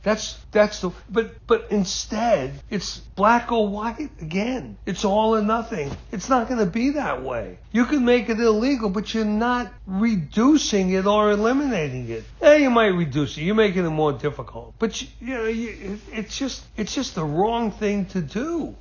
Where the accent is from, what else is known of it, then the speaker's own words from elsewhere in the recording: United States; I'm an American through and through. This is my country